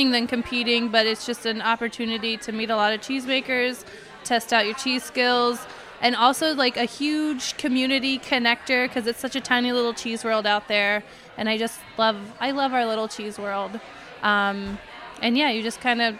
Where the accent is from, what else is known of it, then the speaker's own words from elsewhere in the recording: Montana, United States; moved away as an adult; now in New York City, United States; I'm from Montana, so I've milked quite a few cows